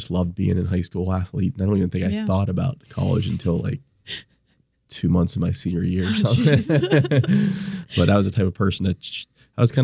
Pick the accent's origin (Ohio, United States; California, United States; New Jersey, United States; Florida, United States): Ohio, United States; Canfield; I'm from Youngstown, a small town called Canfield.